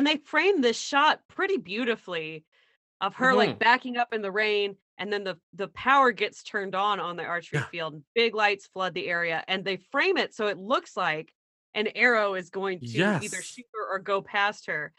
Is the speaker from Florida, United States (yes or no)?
no; Texas, United States; my husband is Hispanic and I come from Texas